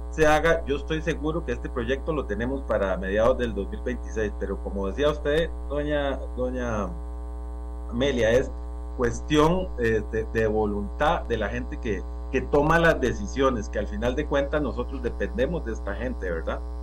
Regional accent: San Carlos, Alajuela, Costa Rica; como ciudadano costarricense y, como sancarleño, eh, como dicen a mucha honra

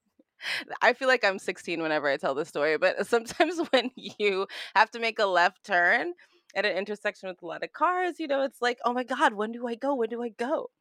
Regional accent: New York City, New York, United States; moved away as an adult; now in Los Angeles, United States; Grew up Brooklyn, New York

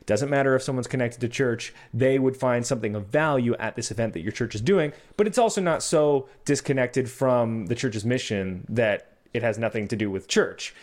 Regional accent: Canada; I'm Canadian

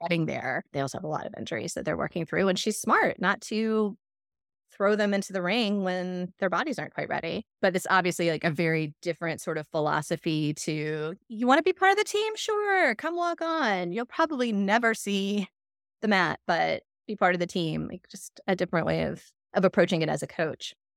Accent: South Georgia, United States; moved away as an adult; also born or lived in Atlanta, Georgia / Athens, Georgia; now in Michigan, United States; I was in South Georgia till I was twelve, thirteen, and then we moved to Atlanta

